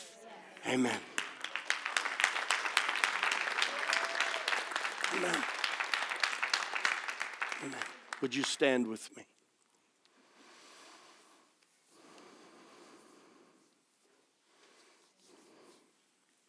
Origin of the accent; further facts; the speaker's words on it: United States; I am an American